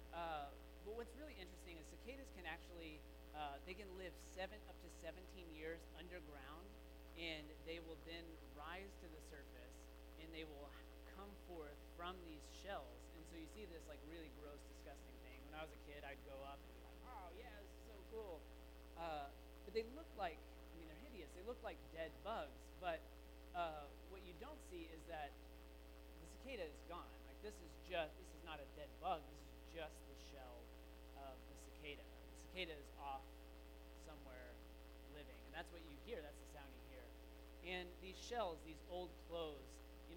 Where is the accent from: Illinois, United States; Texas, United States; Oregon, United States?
Texas, United States; moved away; I grew up in Texas